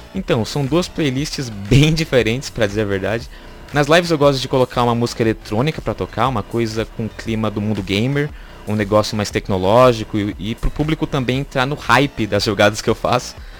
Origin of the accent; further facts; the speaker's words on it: Taboão da Serra, São Paulo, Brazil; e sou natural da cidade de Taboão da Serra